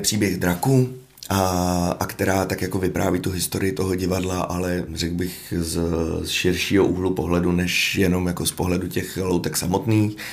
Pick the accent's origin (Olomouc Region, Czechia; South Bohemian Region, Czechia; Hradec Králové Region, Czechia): Hradec Králové Region, Czechia; Hradec Králové; já jsem z Hradce